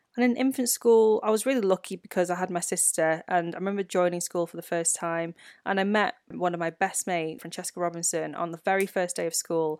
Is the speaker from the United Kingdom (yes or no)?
yes; United Kingdom; first language Chinese; English is a second language; life as a British-born Chinese person